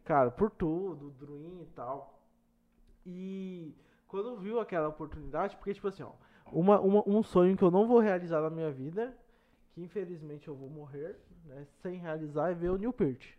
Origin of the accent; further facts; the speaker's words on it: Mato Grosso, Brazil; eu sou de fora, eu sou do Mato Grosso